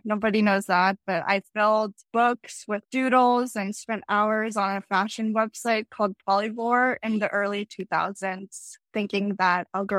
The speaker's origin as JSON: {"language": "English", "town": "Philadelphia", "region": "Pennsylvania", "country": "United States", "tie": "born or raised there", "also_born_or_lived": "Tashkent, Uzbekistan", "said": "I grew up in the capital of Uzbekistan, Tashkent, and I moved to Philly when I was 7. So I spent the rest of my childhood in Philadelphia, Pennsylvania."}